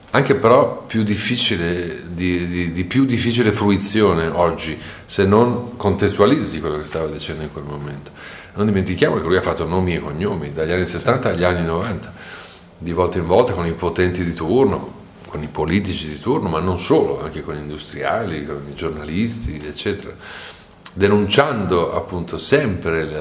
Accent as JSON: {"language": "Italian", "town": "Treviso", "region": "Veneto", "country": "Italy", "tie": "born or raised there", "said": "io sono nato e cresciuto a Treviso, per cui eh, so di cosa sto parlando eh, anche se non sembra da, dalla mia parlata."}